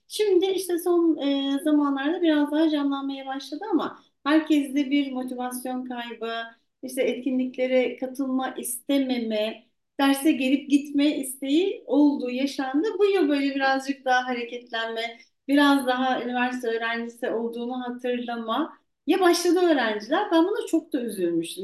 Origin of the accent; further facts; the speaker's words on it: Eskişehir, Turkey; moved away as an adult; now in Ankara, Turkey; ben Eskişehirliyim